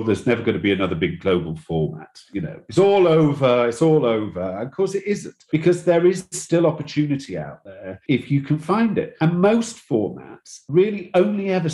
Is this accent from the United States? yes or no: no; England, United Kingdom; also born or lived in London; I know I'm English and I know I'm based in London